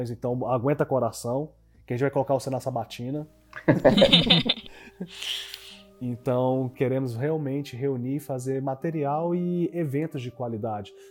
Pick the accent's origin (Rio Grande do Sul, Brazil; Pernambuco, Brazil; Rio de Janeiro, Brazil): Rio de Janeiro, Brazil; eu sou do Rio de Janeiro